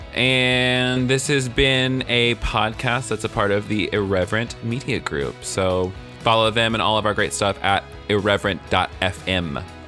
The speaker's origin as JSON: {"language": "English", "region": "the South", "country": "United States", "said": "I'm from the South"}